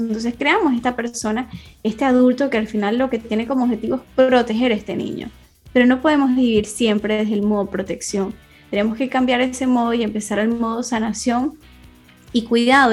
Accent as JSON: {"language": "Spanish", "country": "Venezuela", "moved": "as an adult", "lives_now": "Spain", "said": "soy de Venezuela y en el 2017 me vine a migrar para acá, para España"}